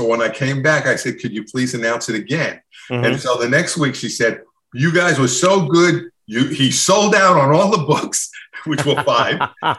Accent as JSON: {"language": "English", "region": "New Jersey", "country": "United States", "said": "Somebody goes, \"Are you Jersey?\" I'm from Jersey."}